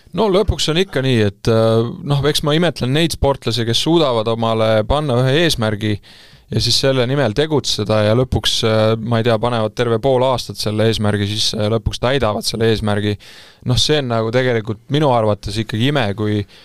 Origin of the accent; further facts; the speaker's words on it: Estonia; ma olen ju eestlane